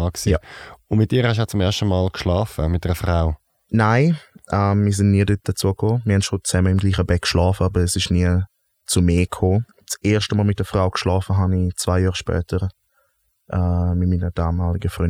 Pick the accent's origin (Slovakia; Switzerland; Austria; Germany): Switzerland; Graubünden; Wo bist du aufgewachsen? Bündnerland, Zielands.